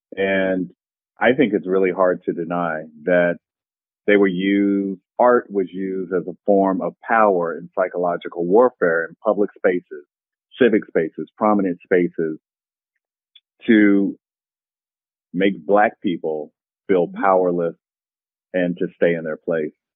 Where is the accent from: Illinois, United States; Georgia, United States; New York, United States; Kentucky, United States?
Kentucky, United States; I was studying Rosenwald schools in my home state of Kentucky.